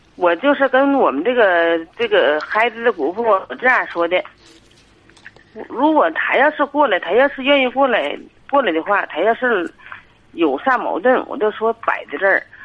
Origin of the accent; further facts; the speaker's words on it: Tangshan, Hebei, China; 我是唐山的